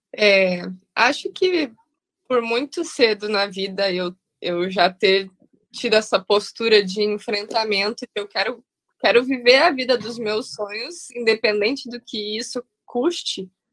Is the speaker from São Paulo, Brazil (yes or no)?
no; Canoas, Rio Grande do Sul, Brazil; moved away as an adult; also born or lived in Rio de Janeiro; Eu sou do Sul, sou de Canoas, onde ele mora